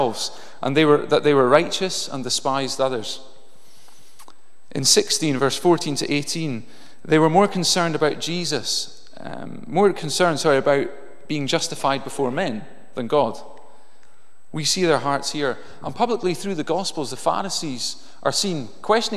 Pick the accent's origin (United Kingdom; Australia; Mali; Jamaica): United Kingdom; Inverness, Scotland; I grew up in Inverness